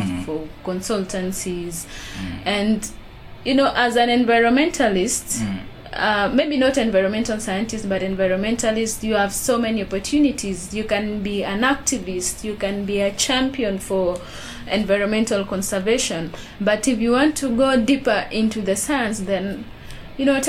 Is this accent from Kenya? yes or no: yes; Baringo County, Kenya; I come from Baringo